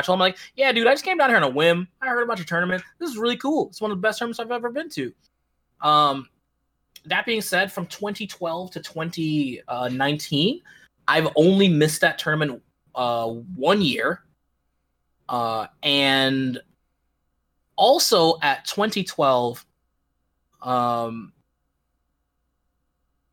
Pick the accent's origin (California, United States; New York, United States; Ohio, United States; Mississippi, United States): New York, United States; Syracuse; I'm from Syracuse